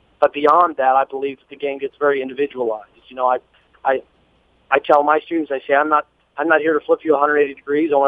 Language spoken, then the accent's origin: English; Hutchinson, Kansas, United States; the bowling center that I grew up in Hutchinson, Kansas